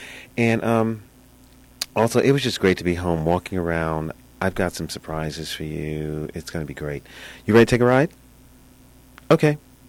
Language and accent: English; New York City, New York, United States; moved away; I just returned back from my hometown of New York City